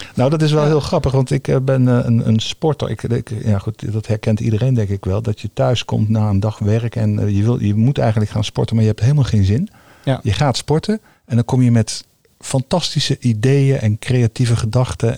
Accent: The Hague, South Holland, Netherlands; ik kom uit Den Haag.

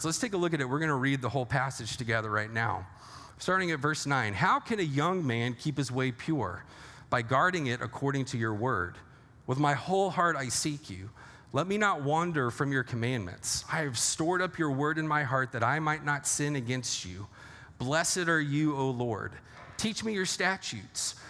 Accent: Texas, United States; now in Lake Orion, United States; I'm originally from Texas

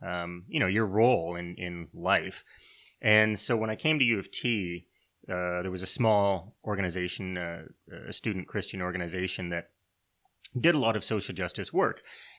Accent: Canada; like many people, I was raised many people in Canada anyway, I was raised within the church.

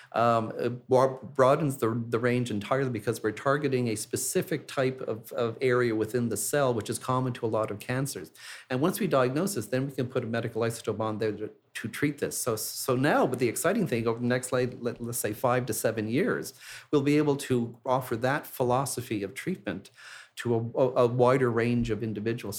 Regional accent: Montreal, Quebec, Canada; moved away; my hometown of Montreal

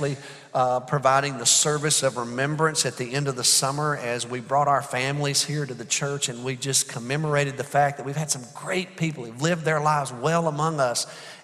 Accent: Alabama, United States; now in Arlington, United States; I'm from Alabama

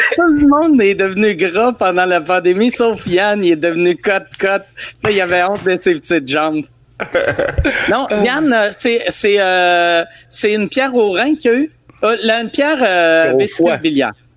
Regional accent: Quebec City, Quebec, Canada; je viens de Loretteville

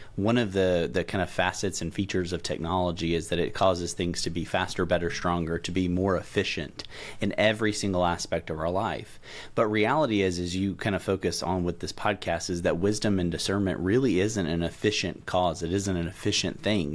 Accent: middle Tennessee, United States; moved away as an adult; now in Louisville, United States; I'm a native Tennessean, so I grew up in Tennessee, uh, middle Tennessee specifically

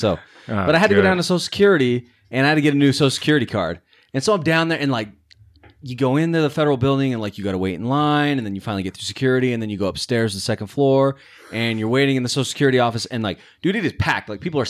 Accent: Roy, Utah, United States; I grew up in Roy.

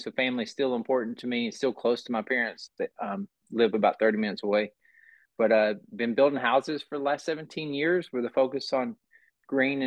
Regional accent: Burnsville, North Carolina, United States; I grew up outside of Asheville, North Carolina, in a small town named Burnsville.

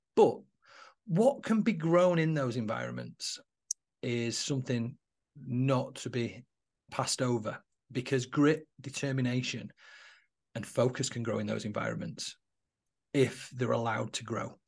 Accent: Manchester, North West England, United Kingdom; now in Warrington, United Kingdom; I'm actually not from Warrington, I live in Warrington now, but I'm from Manchester. I was born in Mosside in Manchester in seventy-nine

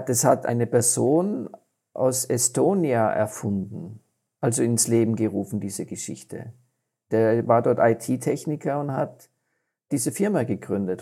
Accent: Austria; als Österreicher, weil, weil wir das doch in unserer Gene haben

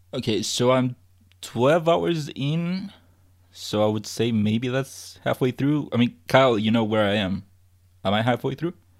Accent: Chile; I'm from Chile

